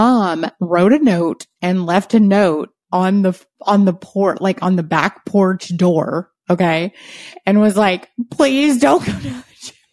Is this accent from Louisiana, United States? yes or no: yes; Louisiana, United States; we did not have a fireplace in our house, where I grew up in Louisiana